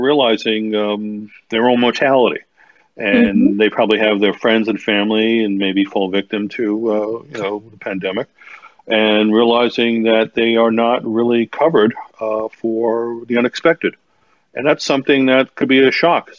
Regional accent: New York City, New York, United States; I'm originally from New York City

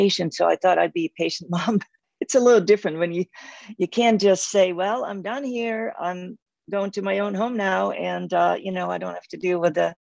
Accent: Netherlands; moved away as an adult; I grew up in Holland and lived there until I was 26.

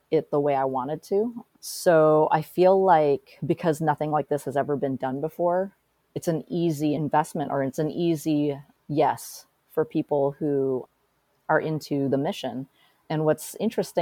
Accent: Portland, Oregon, United States; I was born and raised here in Portland. And so this is my hometown.

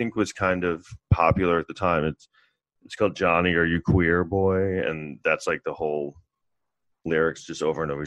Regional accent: New York City, New York, United States; I grew up in Manhattan in New York City in the 80s

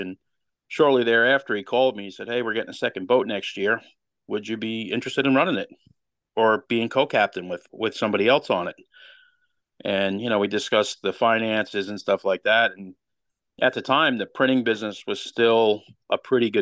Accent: Long Island, New York, United States; I grew up on Long Island

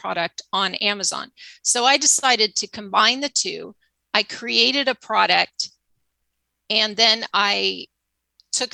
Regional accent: Arcadia, California, United States; moved away as an adult; now in Santa Barbara, United States; I grew up in Southern California, a town called Arcadia, right next to Pasadena

